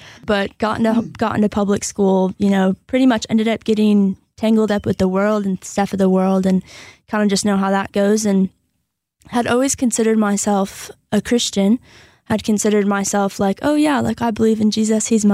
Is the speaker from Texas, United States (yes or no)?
no; Portland, Michigan, United States; now in Hudsonville, United States; I grew up majority in Portland, Michigan, which isn't too far from here.